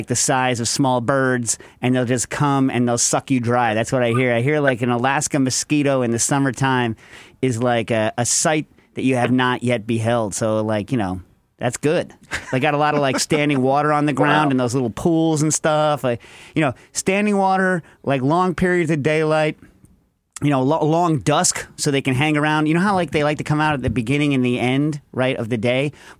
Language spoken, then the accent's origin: English; United Kingdom; I'm British.